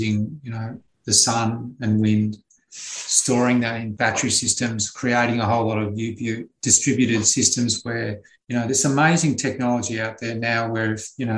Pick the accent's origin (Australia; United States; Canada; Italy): Australia; as an Australian